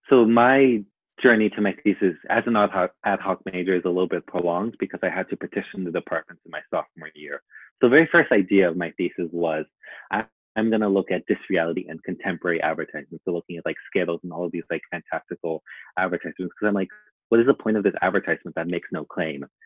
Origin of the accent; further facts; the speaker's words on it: Long Beach, California, United States; also born or lived in Mexico; I am from Long Beach, California, but I also sometimes claim Mexico just because I spent so much of my childhood there, but now I reside in Long Beach.